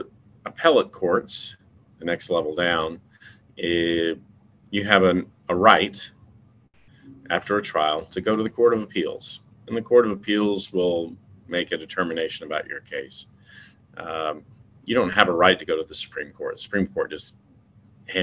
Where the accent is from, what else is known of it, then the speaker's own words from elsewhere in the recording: Nashville, Tennessee, United States; also born or lived in Latin America; I grew up here in Nashville